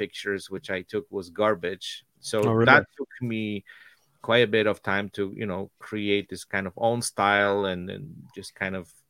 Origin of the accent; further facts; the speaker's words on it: Poland; moved away as an adult; I was born and raised in Poland